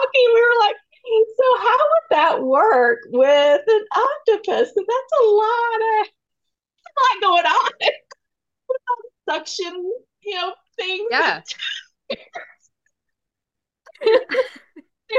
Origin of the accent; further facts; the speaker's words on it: Kentucky, United States; accent: southern drawl; now in Colorado, United States; I'm from Kentucky originally, so I have a little bit of that southern drawl